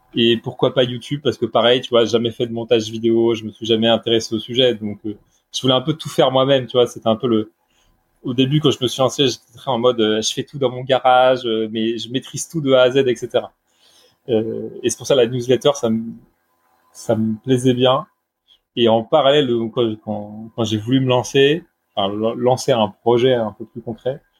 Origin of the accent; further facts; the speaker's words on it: Brittany, France; now in Bordeaux, France; je suis breton d'origine